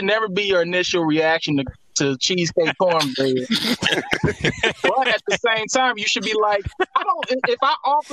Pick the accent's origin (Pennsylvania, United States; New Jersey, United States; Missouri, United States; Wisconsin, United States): Missouri, United States; St. Louis; moved away as an adult; also born or lived in Arkansas; now in Los Angeles, United States; I was born in Arkansas, raised in St. Louis